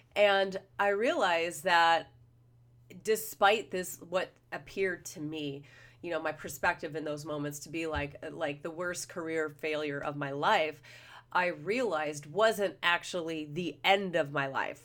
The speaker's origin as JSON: {"language": "English", "town": "Los Angeles", "region": "California", "country": "United States", "said": "I'm from the Los Angeles, Orange County area"}